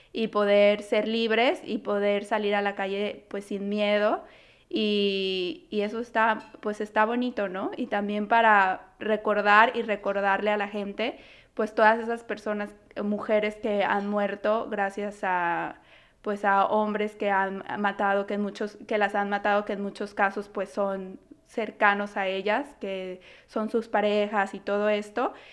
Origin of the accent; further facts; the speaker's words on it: Guadalajara, Jalisco, Mexico; now in Toronto, Canada; Guadalajara, que es de donde yo soy